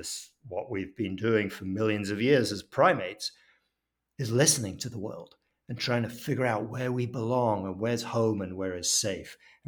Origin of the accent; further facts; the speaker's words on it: Paris, Île-de-France, France; And I grew up in Paris, and early on, we lived in an apartment complex.